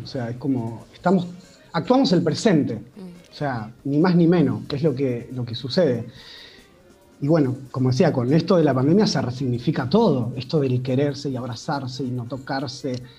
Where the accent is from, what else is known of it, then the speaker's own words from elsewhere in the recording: Pergamino, Buenos Aires Province, Argentina; moved away as an adult; now in Buenos Aires, Argentina; soy de Pergamino y me vine a Buenos Aires hace 20 años a, a estudiar teatro